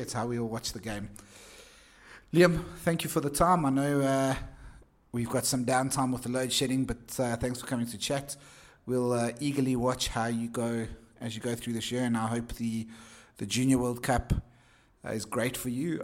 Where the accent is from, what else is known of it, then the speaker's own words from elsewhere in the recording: Johannesburg, Gauteng, South Africa; Joburg, the city of gold, my hometown.